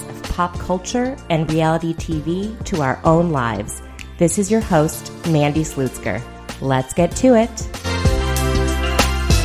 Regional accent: Minneapolis, Minnesota, United States; Minneapolis, my hometown

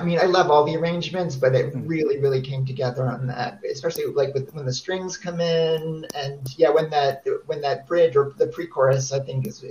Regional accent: New Jersey, United States; moved away; I grew up in New Jersey

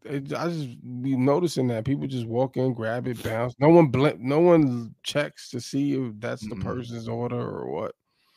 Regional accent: New York, United States; I'm from Brooklyn.

